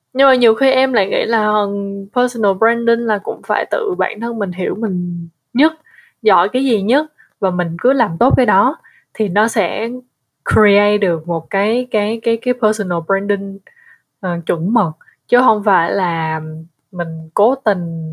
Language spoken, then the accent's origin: Vietnamese; Vietnam; người Việt mà ở nước ngoài